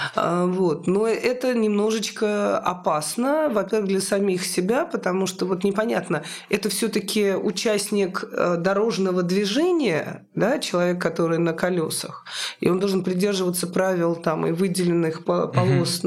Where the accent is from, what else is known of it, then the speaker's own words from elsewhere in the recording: Moscow, Russia; моего родного города Москва